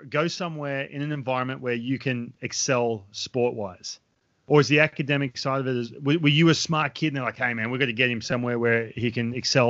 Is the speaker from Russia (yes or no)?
no; Australia; I'll be honest with you, I grew up in Australia, right? Boarding school is, it's way more prevalent in Australia.